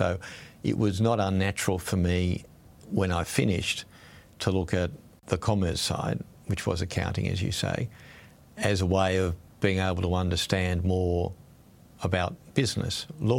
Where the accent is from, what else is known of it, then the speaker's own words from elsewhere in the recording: Sydney, New South Wales, Australia; also born or lived in Brisbane; I grew up in Sydney largely, a little bit in Brisbane, but largely in Sydney in the 60s and 70s. It was in suburban life.